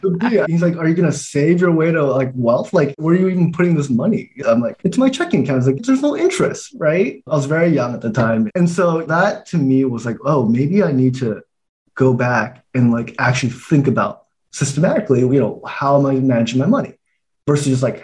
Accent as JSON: {"language": "English", "country": "Taiwan", "tie": "born there", "moved": "yes", "said": "You know, I was born in Taiwan. We immigrated here."}